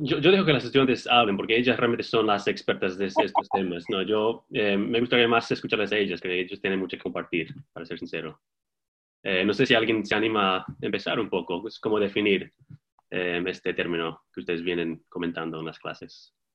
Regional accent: Texas, United States; moved away as an adult; now in Bloomington, United States; yo soy de Texas, em, pero llevo aquí en Bloomington cinco años

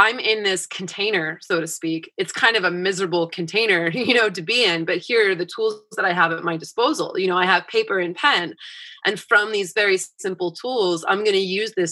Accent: East Coast, United States; I grew up on the East Coast

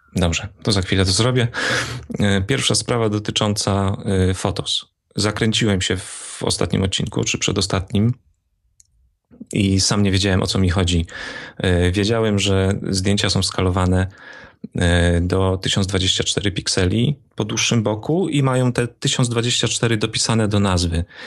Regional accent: Opole Voivodeship, Poland; accent: Silesian; bo tu się wychowałem, więc też mam takie naleciałości

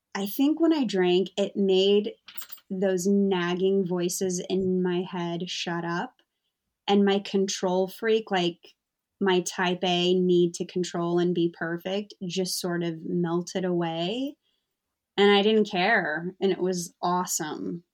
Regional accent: United States; moved away as an adult; also born or lived in London area, England; now in London, United Kingdom; I'm American

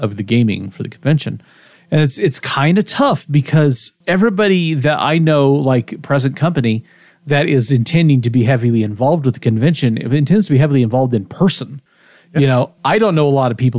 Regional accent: Kansas, United States; also born or lived in El Dorado, Kansas; I grew up in Kansas mostly

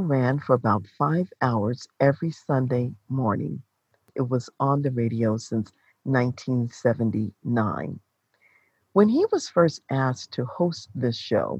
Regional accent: Baltimore, Maryland, United States; now in Colorado Springs, United States; I remember from childhood growing up in Baltimore, Maryland

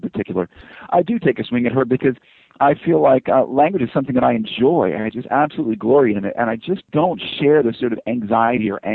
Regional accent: the South, United States; first language English; moved away as an adult; I grew up in the South in the United States

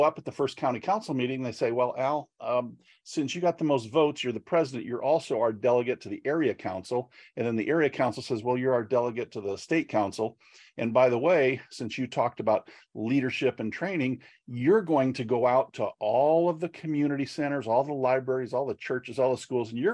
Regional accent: Northeast Iowa, United States; I grew up on a farm in Northeast Iowa

